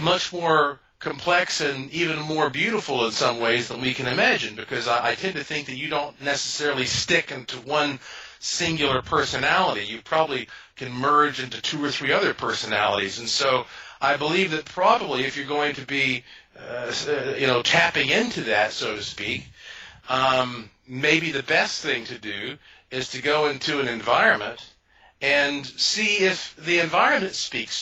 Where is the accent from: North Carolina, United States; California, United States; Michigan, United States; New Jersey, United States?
North Carolina, United States; Asheville; I was born and raised in Asheville, North Carolina, which is the heart of the oldest mountains in North America